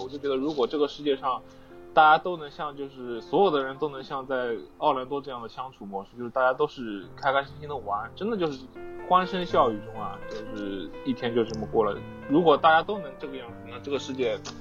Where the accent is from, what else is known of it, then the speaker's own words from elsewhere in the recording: China; now in United States; 我现在在美国工作，但是我的祖国是中国